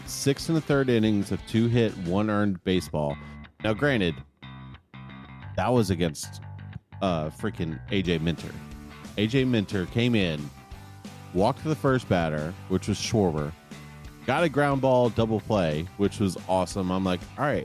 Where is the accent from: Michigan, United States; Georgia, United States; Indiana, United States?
Georgia, United States; Carrollton; I was born in Carrollton